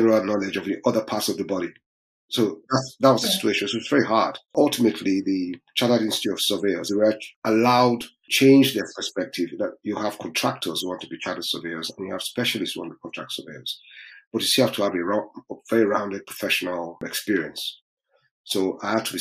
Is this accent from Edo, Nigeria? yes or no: no; Lagos, Nigeria; moved away as an adult; also born or lived in Ife, Nigeria; now in United Kingdom; And I was born in Lagos, I suspect it was 57 years ago by June. Yeah, quite a while ago. Yeah. And I grew up in Lagos.